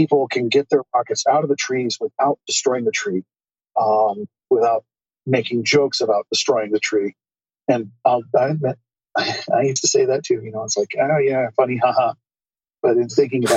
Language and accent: English; Southern Oregon, United States; moved away as an adult; also born or lived in Portland, Oregon; now in China; from my stretch of Oregon, my original stretch, home part of Oregon. But I moved to China from the Portland area